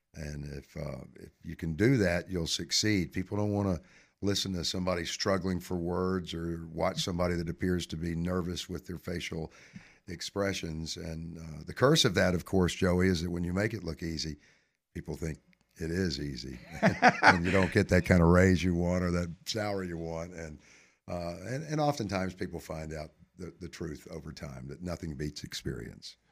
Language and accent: English; Hoover, Alabama, United States; also born or lived in Mobile, Alabama; I went to first grade in Birmingham at Our Lady of Sorrows Catholic School, and we moved from Mobile to Hoover. I was born in Mobile.